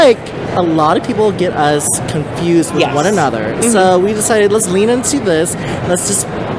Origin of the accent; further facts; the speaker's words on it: Overland Park, Kansas, United States; I'm from Overland Park, Kansas City.